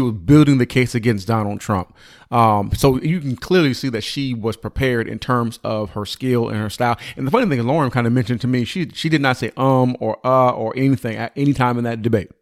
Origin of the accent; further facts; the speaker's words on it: United States; I'm an American.